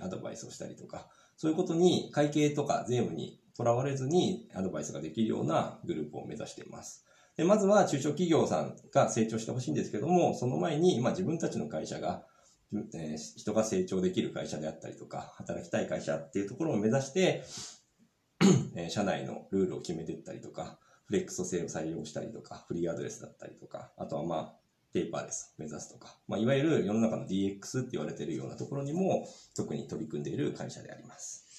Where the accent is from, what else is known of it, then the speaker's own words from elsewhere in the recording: Sapporo, Hokkaido, Japan; 札幌市出身です。で、もう学校は全部札幌で、えー、過ごしてます。